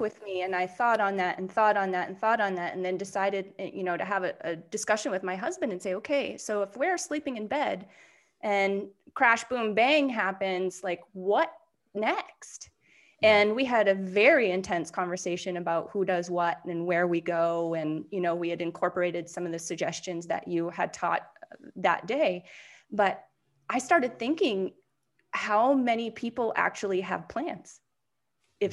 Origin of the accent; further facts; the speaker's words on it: New Hampshire, United States; moved away; I'm from New Hampshire originally